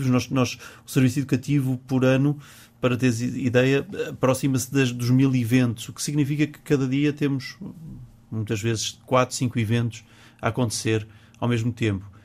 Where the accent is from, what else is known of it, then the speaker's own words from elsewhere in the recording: Porto, Norte, Portugal; como bom tripeiro, proporia hum, uma francesinha